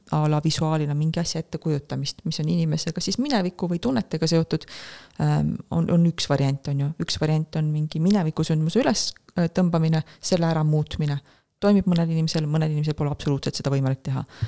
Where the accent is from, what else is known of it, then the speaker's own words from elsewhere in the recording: Estonia; ma olen Euroopast, ma olen Eestist